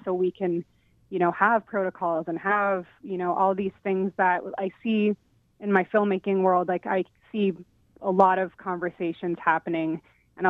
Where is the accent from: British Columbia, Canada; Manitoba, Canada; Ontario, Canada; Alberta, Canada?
Manitoba, Canada; Winnipeg; also born or lived in Vancouver; now in Toronto, Canada; I was raised in Winnipeg